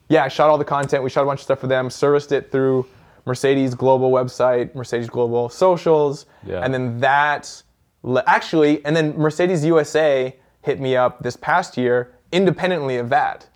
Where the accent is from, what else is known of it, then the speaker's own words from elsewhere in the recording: Vancouver, British Columbia, Canada; my hometown